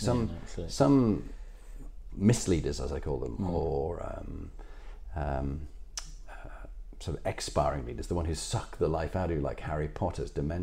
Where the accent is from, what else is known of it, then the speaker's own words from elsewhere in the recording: Halifax, Yorkshire and the Humber, United Kingdom; we grew up in Halifax